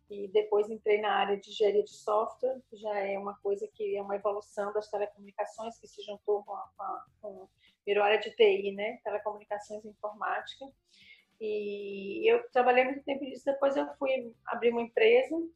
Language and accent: Portuguese; Bahia, Brazil; born there; Eu nasci em Tenquinho, no sertão mesmo da Bahia.